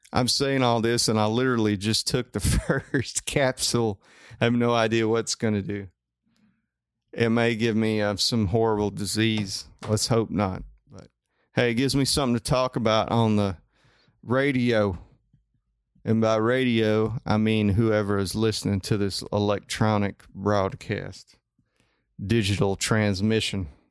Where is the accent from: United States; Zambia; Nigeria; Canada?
United States; Coleman; also born or lived in Huntsville; I'm from Coleman